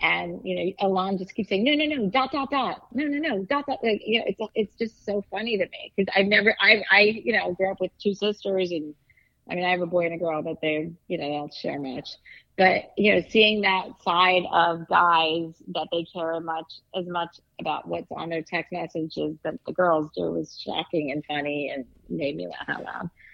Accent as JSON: {"language": "English", "region": "East Coast", "country": "United States", "said": "I'm from the East Coast"}